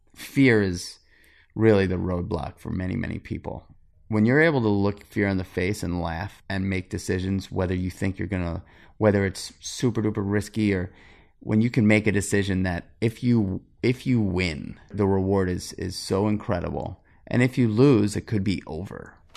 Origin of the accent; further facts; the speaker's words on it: New York City, New York, United States; I grew up in New York City on eighty-seventh Street between First and Second Avenue